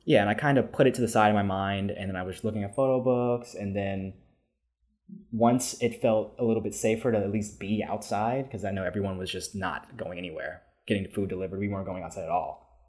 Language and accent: English; New York City, New York, United States; I was born and raised in New York City, uh, specifically in Harlem.